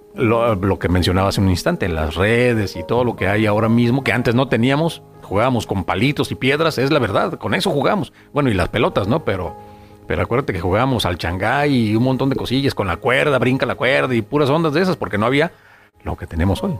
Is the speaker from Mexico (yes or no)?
yes; Guadalajara, Jalisco, Mexico; moved away as an adult; now in Tijuana, Mexico; yo soy de Guadalajara. Y toda, toda mi carrera, todo lo que, lo que logré, lo que hice fue allá